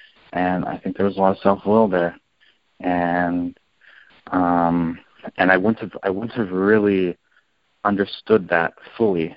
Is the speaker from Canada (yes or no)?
yes; Canada; now in New Jersey, United States; I'm from Canada